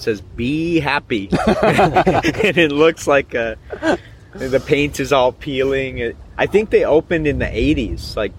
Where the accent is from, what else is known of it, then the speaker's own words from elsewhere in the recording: Seattle, Washington, United States; moved away; So it's my hometown.